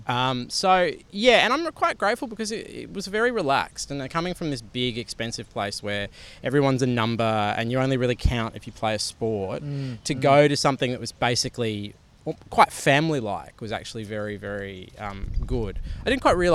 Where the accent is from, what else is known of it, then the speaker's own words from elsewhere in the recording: Sydney, New South Wales, Australia; also born or lived in Canberra; I was born in Sydney.